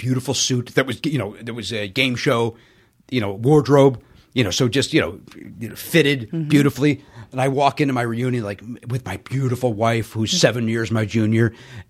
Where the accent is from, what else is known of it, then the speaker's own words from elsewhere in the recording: Chicago, Illinois, United States; That's what I grew up in the South Side of Chicago.